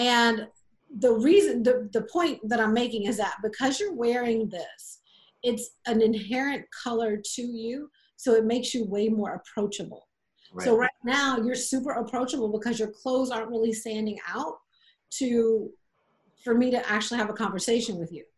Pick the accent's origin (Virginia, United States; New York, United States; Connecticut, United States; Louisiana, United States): Louisiana, United States; South; I grew up in South Louisiana